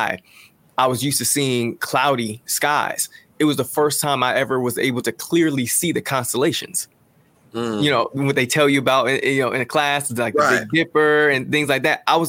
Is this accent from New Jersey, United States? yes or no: yes; Jersey City, New Jersey, United States; I'm originally from Jersey City